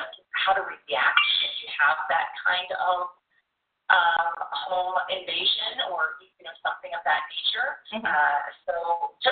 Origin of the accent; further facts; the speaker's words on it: the South, United States; moved away as an adult; also born or lived in Louisiana / Texas; now in Chicago, United States; I was raised in Louisiana and Texas